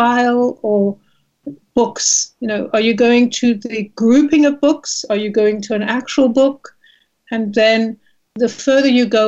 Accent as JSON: {"language": "English", "country": "South Africa", "tie": "born or raised there", "moved": "as an adult", "lives_now": "United States", "said": "I was born and raised in South Africa. I came to America as a visitor and landed up staying"}